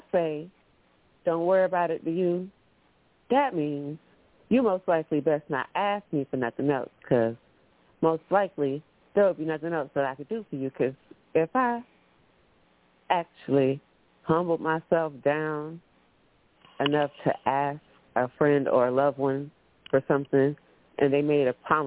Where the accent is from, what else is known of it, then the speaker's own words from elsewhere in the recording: Orlando, Florida, United States; I'm from Orlando, Florida. I moved to a small town